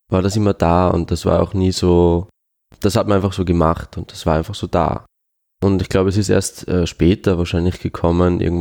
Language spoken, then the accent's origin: German; Switzerland; first language Swiss German; also ich habe als Kind Schweizerdeutsch geredet, mit meiner Mutter natürlich, aber ich habe nie jetzt mich über den Dialekt definieren wollen oder so.